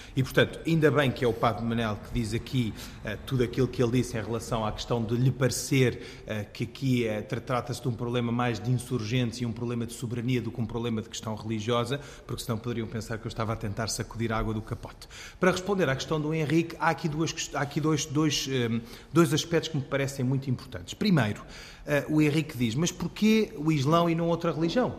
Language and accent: Portuguese; Portugal; eu, islâmico sunita, nascido e crescido em Portugal